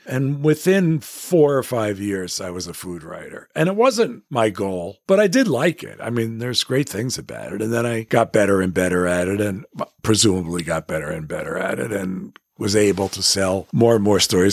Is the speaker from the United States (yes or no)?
yes; New York City, New York, United States; I grew up in Manhattan